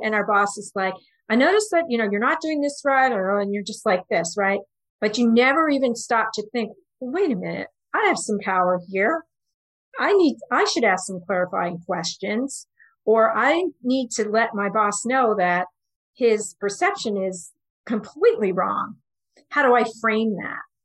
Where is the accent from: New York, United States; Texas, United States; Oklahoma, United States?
New York, United States; also born or lived in Houston; I'm from New York